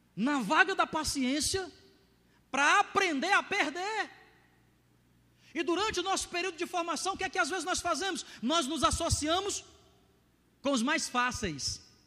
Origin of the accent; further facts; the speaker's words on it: Ceará, Brazil; meu inglês, tupiniquim lá do Ceará